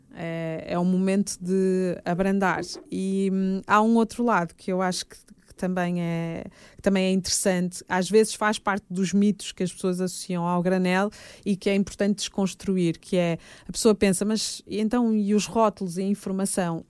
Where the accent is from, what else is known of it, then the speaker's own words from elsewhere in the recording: Fafe, Norte, Portugal; moved away; also born or lived in Fervença / Braga / Porto; eu tenho essas raízes minhotas, Uh, tive o privilégio de ser educada uh, muito pelos, pelos meus avós e, portanto, estar em contexto de aldeia